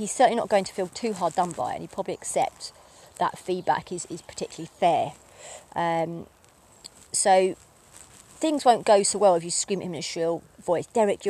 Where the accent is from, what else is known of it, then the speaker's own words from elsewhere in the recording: East of England, United Kingdom; accent: Essex; not doing a presentation right and being told that I'll never amount to much because of my dulled down my Essex accent and all sorts, the Essex attachment, you know.